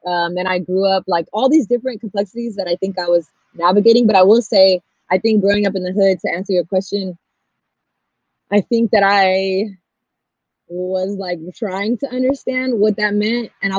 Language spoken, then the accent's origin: English; Pasadena, California, United States; also born or lived in Los Angeles, United States; So I grew up in LA in Frogtown for a little bit. I moved over here when I was like 7. So that was a very brown community in LA. And there was a lot of violence, or like community violence. So my mom moved us.